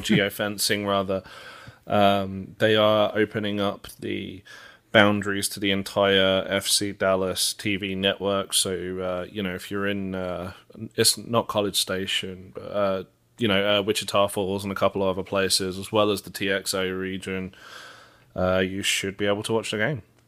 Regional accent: England, United Kingdom; moved away; me being English

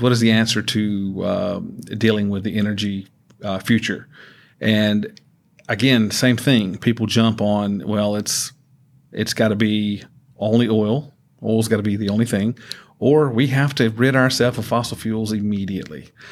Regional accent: Georgia, United States; moved away; I, I grew up in Georgia

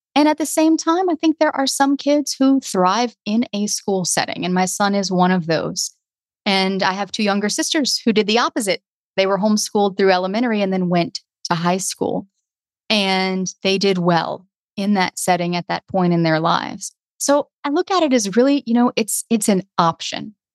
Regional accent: the South, United States; I was from the South

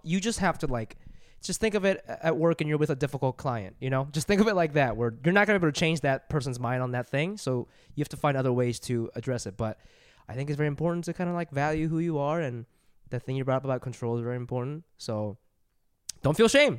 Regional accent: Columbus, Ohio, United States; where I grew up in Columbus

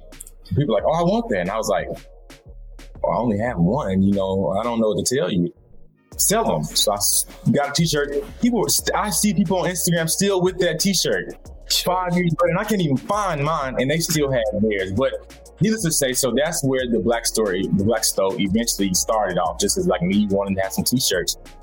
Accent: Atlanta, Georgia, United States; I'm from the South. I'm from Atlanta. My family's from the middle of Georgia, so they're from the country

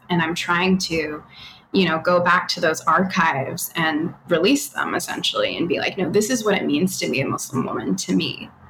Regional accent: Australia; also born or lived in Canada; now in United States; I'm Australian Canadian, but I've lived here and I've completely lost my accent. I was born in Canada and I was raised in Australia.

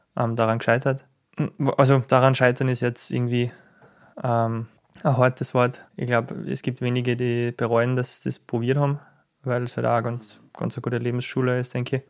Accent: Schladming, Styria, Austria; ich bin in Schladming aufgewachsen

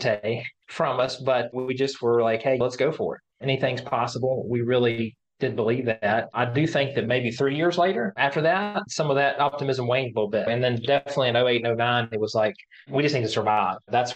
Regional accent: Alleghany County, Virginia, United States; the three of us know each other since we were kids and growing up in Allegheny County, Virginia. That's our county

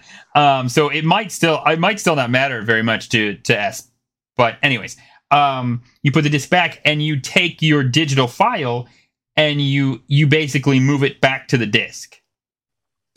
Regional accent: United States; I'm an American

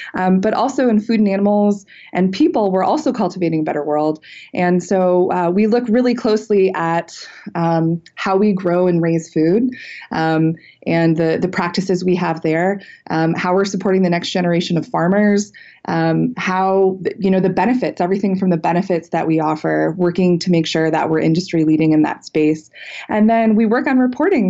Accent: Cleveland, Ohio, United States; born and raised in Cleveland, Ohio, real Midwestern girl

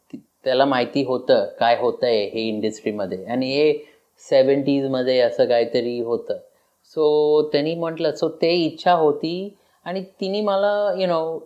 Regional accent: Los Angeles, California, United States; माझा जन्म झाला एक छोटंसं गाव त्याच्यात त्याचं नाव लॉस एंजलस ऐकलेलं आहे

